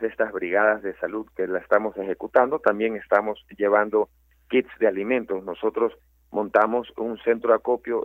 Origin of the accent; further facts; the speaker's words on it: Ecuador; somos 17 millones de, ecuatorianos